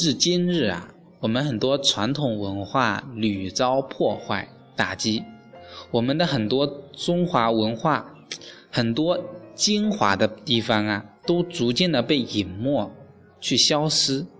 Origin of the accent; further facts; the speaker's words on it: China; 外国人呢以出生日期为生日，计算年龄。我们中国人呢是以这个精卵结合的瞬间为生命的开始。